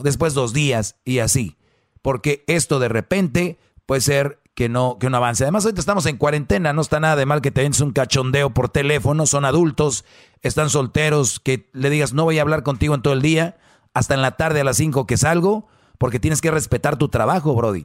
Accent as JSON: {"language": "Spanish", "town": "Monterrey", "region": "Nuevo León", "country": "Mexico", "said": "como buen regio"}